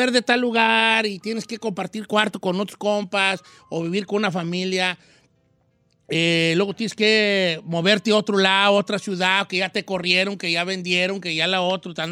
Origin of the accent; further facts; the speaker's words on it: Colima, Mexico; Y por primera vez voy a ir a México. No voy a ir hasta Colima, de donde soy originaria, pero voy a salir a Tijuana